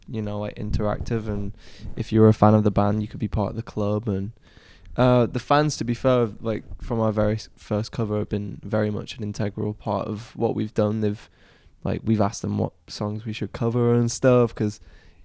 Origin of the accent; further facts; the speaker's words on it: Manchester, North West England, United Kingdom; we're obviously from Northern England